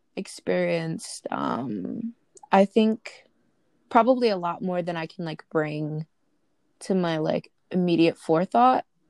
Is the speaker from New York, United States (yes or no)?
yes; Brooklyn, New York, United States; I'm from Brooklyn